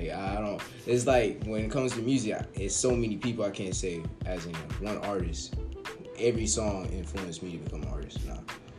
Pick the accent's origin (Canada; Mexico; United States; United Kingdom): United States; Raleigh, North Carolina; I'm born and raised in the Cush 1-9. Raleigh, Cush, Carolina. You already know, man. Wake and Bake County. This is my turf, bro. Like, I'm proud to be from North Carolina.